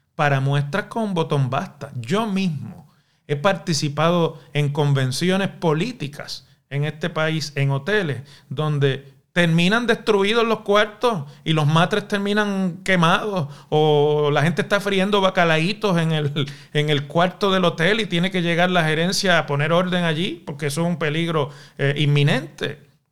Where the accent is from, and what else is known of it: Puerto Rico